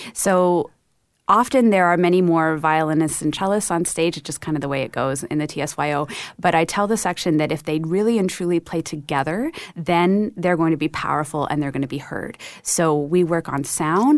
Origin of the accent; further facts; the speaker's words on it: Vancouver, British Columbia, Canada; moved away as an adult; also born or lived in Cleveland / Detroit; now in Toronto, Canada; we grew up in Vancouver